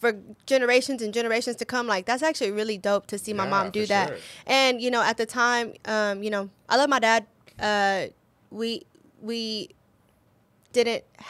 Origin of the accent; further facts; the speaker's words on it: Waco, Texas, United States; we are from South Waco, or like some of them are from North Side, but we are from South Waco